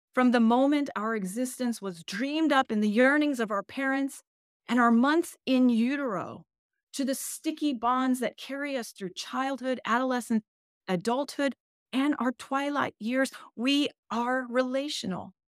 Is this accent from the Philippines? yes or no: no; United States; English is a second language; I was born in the United States. English is my second language